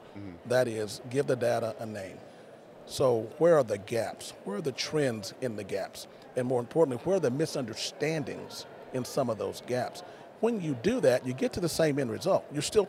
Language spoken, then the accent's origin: English; Kilgore, Texas, United States; But I grew up in Kilgore